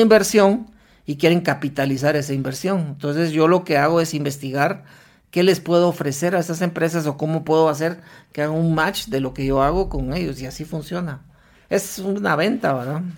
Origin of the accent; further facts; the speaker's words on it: Guatemala; regresé a Guatemala